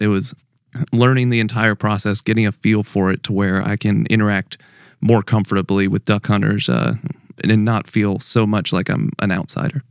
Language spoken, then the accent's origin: English; Pennsylvania, United States; moved away; I'm from Pennsylvania originally